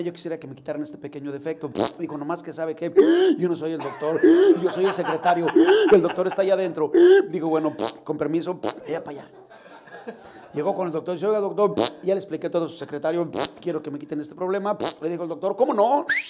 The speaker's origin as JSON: {"language": "Spanish", "town": "León", "region": "Guanajuato", "country": "Mexico", "also_born_or_lived": "Guadalajara", "moved": "yes", "said": "soy de León, a la cual amo profundamente mi tierra"}